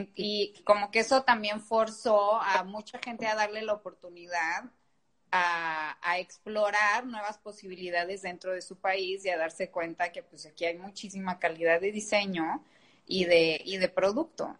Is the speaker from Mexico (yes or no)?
yes; Guadalajara, Jalisco, Mexico; soy de Guadalajara y en Jalisco hay muchísima industria